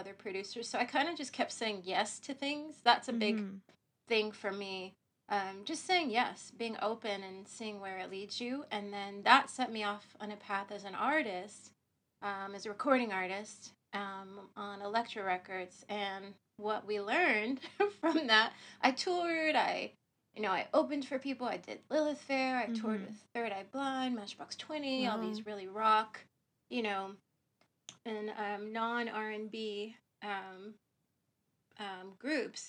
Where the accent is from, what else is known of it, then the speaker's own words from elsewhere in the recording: Ohio, United States; moved away; I'm from Ohio, the other O state, not Oregon. So I grew up in Ohio